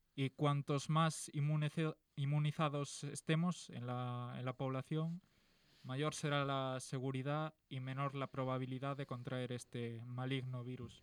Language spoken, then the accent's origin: Spanish; Galicia, Spain; soy de Galicia